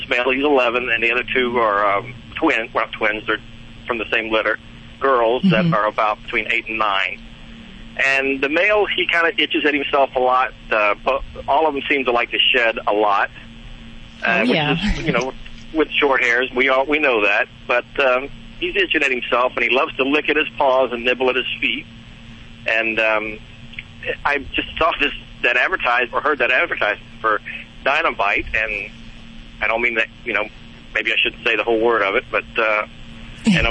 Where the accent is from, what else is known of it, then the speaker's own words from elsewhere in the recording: North Carolina, United States; we're from North Carolina